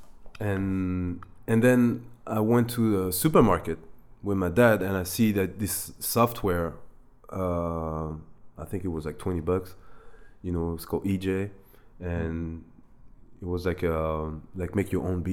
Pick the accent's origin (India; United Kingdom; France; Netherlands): France; also born or lived in Germany / Ivory Coast / New York City, United States / Bangkok, Thailand; Grew up in France in Ivory Coast. I was born in Germany though, because my dad was working there.